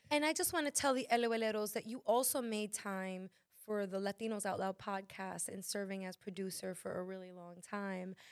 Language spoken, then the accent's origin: English; Dominican Republic